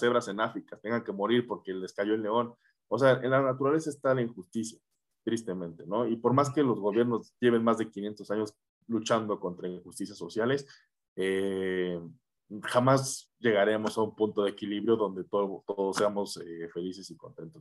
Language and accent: Spanish; Querétaro, Mexico; Yo soy de Querétaro